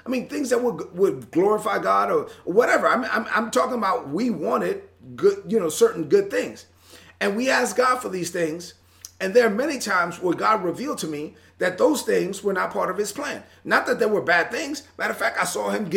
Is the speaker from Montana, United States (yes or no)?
no; New York City, New York, United States; I was born and raised in Brooklyn